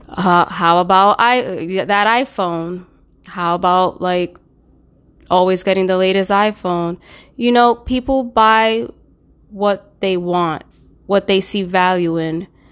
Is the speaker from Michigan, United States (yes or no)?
no; New York City, New York, United States; I'm from New York, specifically the Bronx